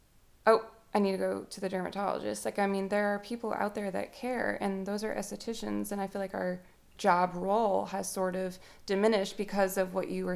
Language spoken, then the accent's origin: English; Massachusetts, United States; now in Lafayette, United States; we grew up in Massachusetts until 2007